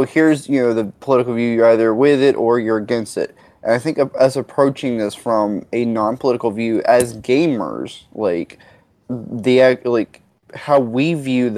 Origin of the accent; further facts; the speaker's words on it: Orange, Texas, United States; I grew up literally, Orange, Texas is where I grew up